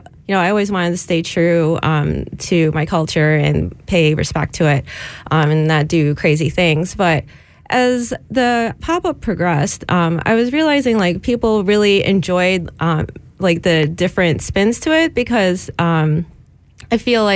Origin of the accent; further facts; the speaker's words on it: Chicago, Illinois, United States; moved away as an adult; now in Detroit, United States; But as someone who's not from the area, I moved here a few years ago. I'm from Chicago originally.